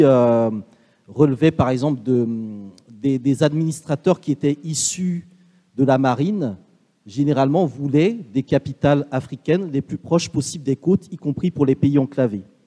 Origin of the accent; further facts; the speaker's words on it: Benin; also born or lived in Martinique; je suis originaire du Bénin, ma famille vient du nord du Bénin, collée au Togo